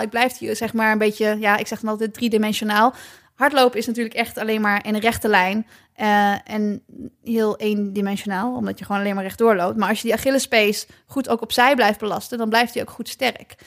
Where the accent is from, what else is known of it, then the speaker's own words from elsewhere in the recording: Nijmegen, Gelderland, Netherlands; allebei komen we uit Nijmegen.